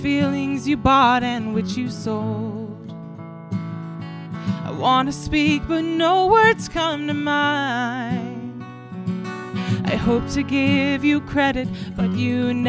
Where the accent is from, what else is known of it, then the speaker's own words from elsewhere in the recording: Portland, Oregon, United States; also born or lived in Beloit, Wisconsin; I grew up in Portland, Oregon, and then I moved to Beloit, Wisconsin for 4 years to go to college, and then after I graduated, I moved back to Oregon, and now I live in Corvallis, Oregon